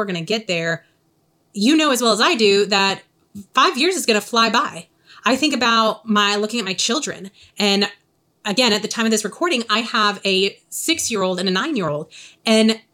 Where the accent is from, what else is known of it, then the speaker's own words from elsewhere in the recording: the South, United States; accent: Southern; my Southern accent